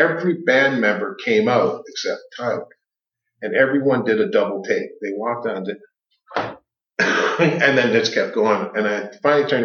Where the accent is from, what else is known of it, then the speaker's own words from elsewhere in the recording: Toronto, Ontario, Canada; also born or lived in North York / Scarborough / Mississauga; now in Alliston, Canada; Born and raised in Toronto.